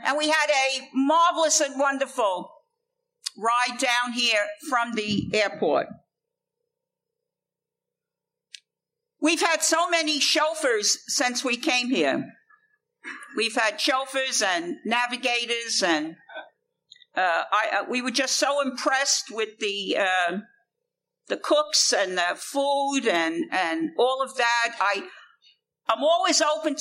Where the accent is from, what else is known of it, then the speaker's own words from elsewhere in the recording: New York City, New York, United States; I come from a place called the Bronx